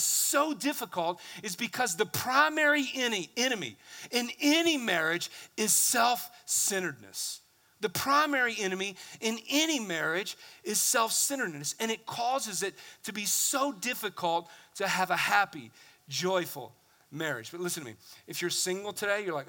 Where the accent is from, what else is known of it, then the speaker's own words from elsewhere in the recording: the South, United States; I come from the South